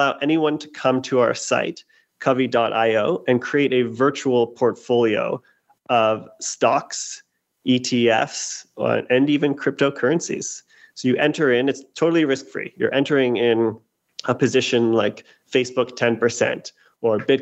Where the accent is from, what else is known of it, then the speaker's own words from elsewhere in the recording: Canada; moved away as an adult; now in United States; I'm originally Canadian. I moved down to the States in 2008 to work in investment banking